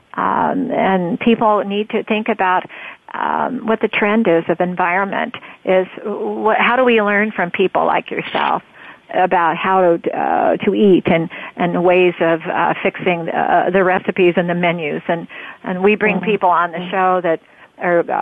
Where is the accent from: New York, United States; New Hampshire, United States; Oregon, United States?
Oregon, United States; I'm from Oregon